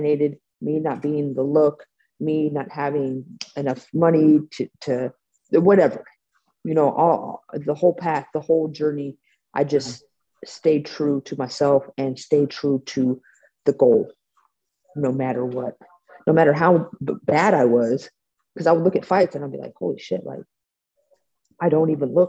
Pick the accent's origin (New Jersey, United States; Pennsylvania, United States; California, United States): California, United States; Bay Area; I'm from the Bay Area, so Silicon Valley.